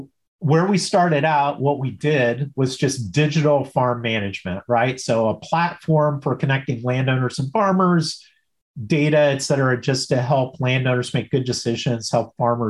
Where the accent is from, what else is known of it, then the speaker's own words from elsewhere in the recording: Illinois, United States; I go back to when I grew up in Southern Illinois, everybody in the small town, you know, kind of knew me, knew my last name, and I knew most people, right? Town of 5,000 people.